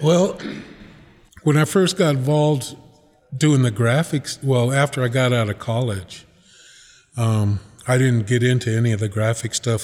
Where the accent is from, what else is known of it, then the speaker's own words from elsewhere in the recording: Reno, Nevada, United States; also born or lived in Nixon, Nevada / Pyramid Lake / South Fork / Susanville, California; I grew up here in Reno.